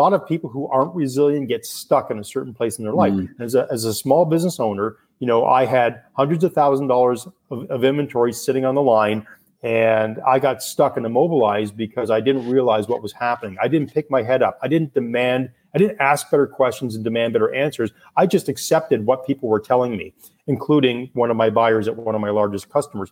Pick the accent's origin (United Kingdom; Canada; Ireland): Canada; I'm Canadian